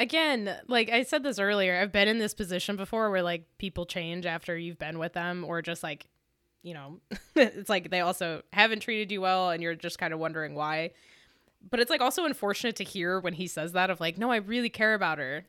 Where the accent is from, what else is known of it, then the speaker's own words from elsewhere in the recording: Michigan, United States; I'm from Michigan